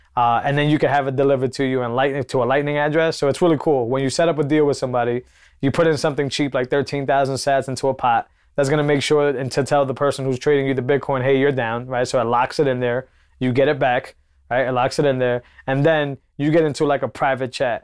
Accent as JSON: {"language": "English", "region": "Massachusetts", "country": "United States", "said": "I come from Massachusetts"}